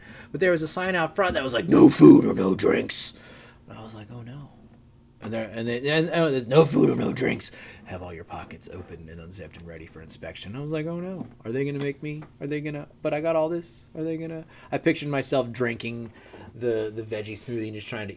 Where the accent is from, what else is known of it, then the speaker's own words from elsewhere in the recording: Arnold, Maryland, United States; I've always kind of affiliated more with being a Baltimore kid, but I grew up in Arnold